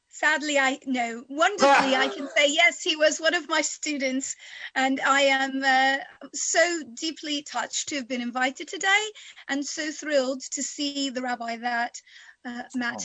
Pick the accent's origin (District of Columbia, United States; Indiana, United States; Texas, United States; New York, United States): Texas, United States; Houston; moved away as an adult; also born or lived in Oxford, United Kingdom; now in United Kingdom; I did grow up in Texas, and and my you know, my childhood was in the United States